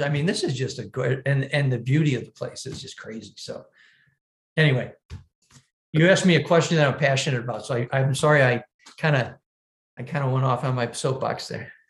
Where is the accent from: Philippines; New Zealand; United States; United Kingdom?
United States; Buffalo, New York; here in my hometown